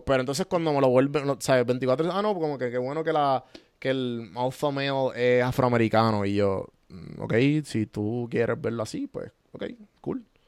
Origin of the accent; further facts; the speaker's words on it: Puerto Rico; now in Atlanta, United States; nosotros como boricua, que tenemos el, el, colonialismo bien activo